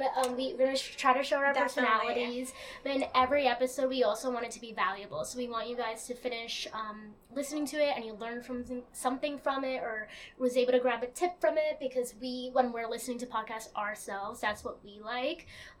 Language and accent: English; Long Island, New York, United States; moved away as an adult; now in Brooklyn, United States; I'm a first generation Latina. I like to say that because a lot of people listening are probably the same. And I was born and I grew up on Long Island, but I recently moved to Brooklyn. Yay! So I work full-time in Manhattan.